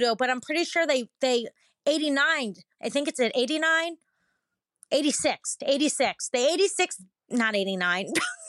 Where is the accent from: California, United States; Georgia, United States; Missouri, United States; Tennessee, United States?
Missouri, United States; St. Louis; I'm Kaylee from St. Louis, Illinois.